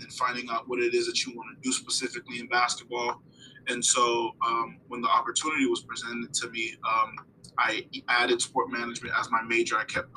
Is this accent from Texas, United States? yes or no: no; Broward County, South Florida, United States; moved away as an adult; also born or lived in Brooklyn, New York / Haiti; now in Tallahassee, United States; Born in Brooklyn, New York. I lived there for a few years. And then I moved to Haiti. I lived in Haiti for a few years as well. But for the most part, I was raised in South Florida, specifically Broward County, Florida